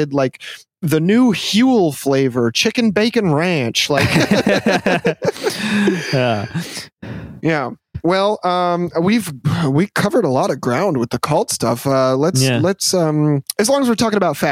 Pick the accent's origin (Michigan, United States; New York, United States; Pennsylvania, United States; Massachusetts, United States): Michigan, United States; I'm from Michigan